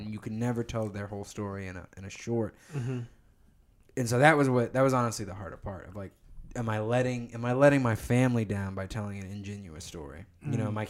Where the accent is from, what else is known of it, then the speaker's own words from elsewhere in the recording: Plano, Texas, United States; And just life growing up in Plano as a black kid.